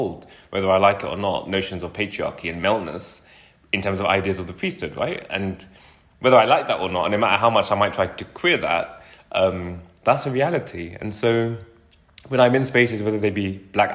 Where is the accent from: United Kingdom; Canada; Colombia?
United Kingdom; London; a child growing up in West London